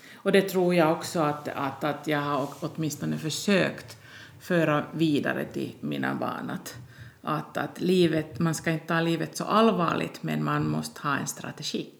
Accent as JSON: {"language": "Swedish", "town": "Tornio", "region": "Lapland", "country": "Finland", "tie": "born or raised there", "also_born_or_lived": "Rovaniemi / Seinäjoki / Storkyro", "moved": "yes", "said": "Jag är född i Tornedalen, Torneå"}